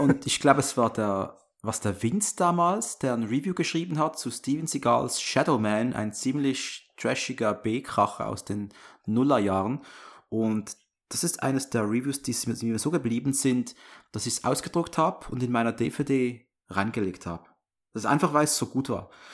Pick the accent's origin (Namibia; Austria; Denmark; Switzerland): Switzerland; accent: Swiss; meinen Schweizer Akzent